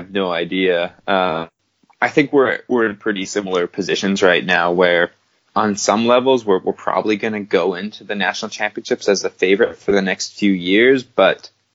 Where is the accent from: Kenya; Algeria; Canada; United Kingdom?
Canada; as a Canadian